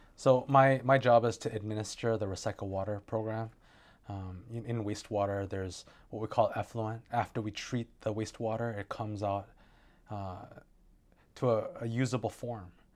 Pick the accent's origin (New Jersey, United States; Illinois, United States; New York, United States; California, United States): California, United States; Santa Monica; moved away as an adult; now in Hawaii, United States; I was born in Santa Monica, California. I grew up there